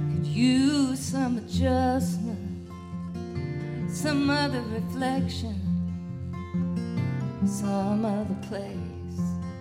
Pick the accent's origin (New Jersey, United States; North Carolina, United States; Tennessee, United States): Tennessee, United States; Nashville; I was born in Nashville, Tennessee, and I'm one of the few people I know that actually do what I do that was born there.